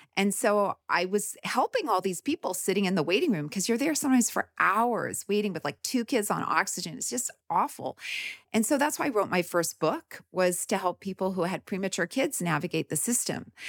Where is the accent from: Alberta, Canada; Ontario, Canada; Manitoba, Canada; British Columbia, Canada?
Manitoba, Canada; Winnipeg; moved away as an adult; also born or lived in Kansas City, Kansas; now in United States; I grew up in the Midwest in Canada